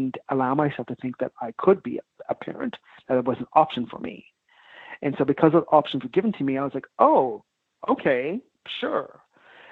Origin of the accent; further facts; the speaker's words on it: Nova Scotia, Canada; moved away; also born or lived in Vancouver; growing up in Nova Scotia too as well, I guess before, big black family